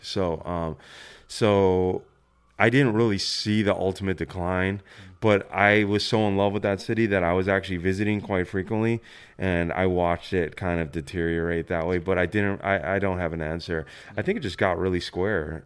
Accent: Buffalo, New York, United States; also born or lived in San Francisco; now in Brooklyn, United States; I grew up in Buffalo, New York.

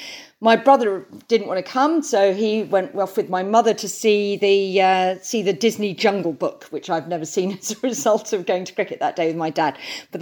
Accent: Birkenhead, North West England, United Kingdom; also born or lived in London; Yes, so actually I was born down south near London, but when I was nearly five, we moved up to Birkenhead because my father worked for a bank that was actually headquartered in Liverpool. So we moved up to Birkenhead.

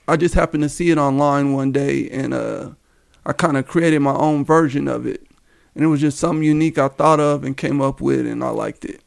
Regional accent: Denver, Colorado, United States; Born and raised in, uh, Denver, Colorado. I grew up in the Park Hill area

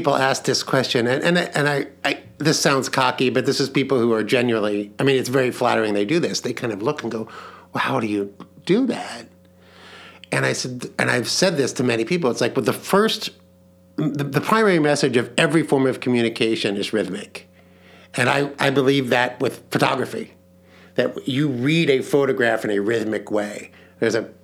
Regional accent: Leawood, Kansas, United States; growing up in Leawood, Kansas

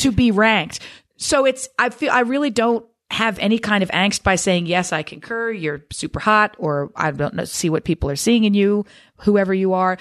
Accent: Newark, Delaware, United States; Delaware, born and raised, baby. Newark, D E.

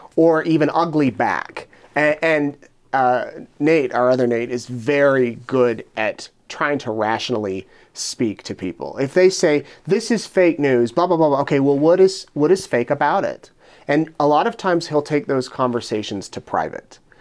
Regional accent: Utah near Salt Lake City, United States; moved away as an adult; also born or lived in Richmond, Virginia; now in Idaho Falls, United States; I grew up in Utah near Salt Lake City

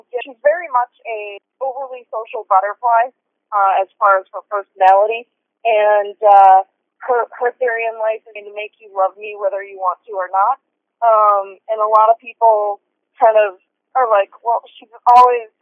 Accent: Minnesota, United States; moved away as an adult; also born or lived in Las Vegas, Nevada / Arizona; I was born and raised in Minnesota, but I consider Nevada home, Las Vegas or Southern Nevada. And I was in Nevada and Arizona for a total of 19 years.

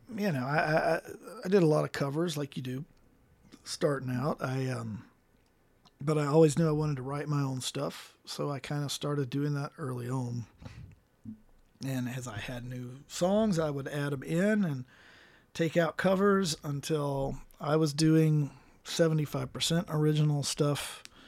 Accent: Ouray, Colorado, United States; also born or lived in Mississippi; right before I turned twelve, my parents moved to Colorado

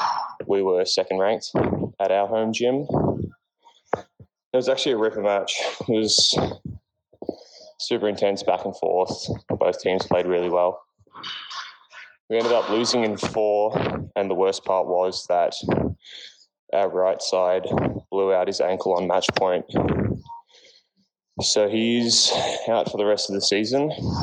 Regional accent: Australia; now in Bitterfeld-Wolfen, Germany; Australian setter from Bitterfeld Wolfen in German Second League.

